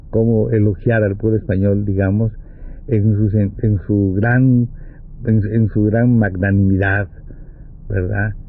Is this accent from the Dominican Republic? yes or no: no; Mexico; yo soy mexicano, ah, tú eres mexicano, pues ven, vamos allá.